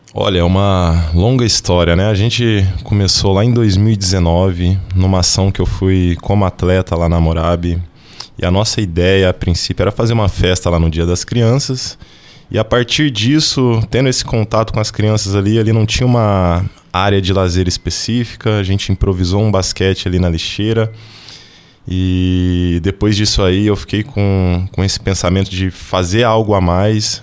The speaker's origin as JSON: {"language": "Portuguese", "town": "Franca", "region": "São Paulo", "country": "Brazil", "tie": "born or raised there", "also_born_or_lived": "Uberlândia / Anápolis / Goiânia / Criciúma", "moved": "as an adult", "lives_now": "Joinville, Brazil", "said": "Eu sou natural de Franca"}